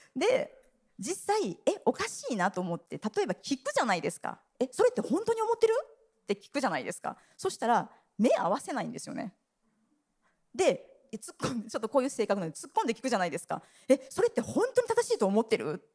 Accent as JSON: {"language": "Japanese", "country": "Japan", "said": "日本人として生まれ育ってきた私たち"}